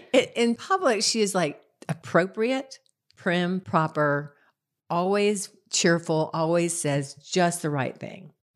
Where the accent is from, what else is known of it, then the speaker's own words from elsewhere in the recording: Concord, North Carolina, United States; I'm from Concord